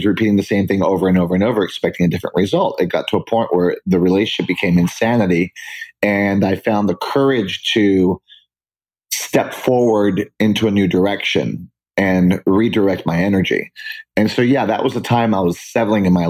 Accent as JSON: {"language": "English", "town": "San Juan", "country": "Puerto Rico", "tie": "born or raised there", "also_born_or_lived": "New York / Boston", "moved": "as an adult", "said": "I stayed there and I grew up in Puerto Rico."}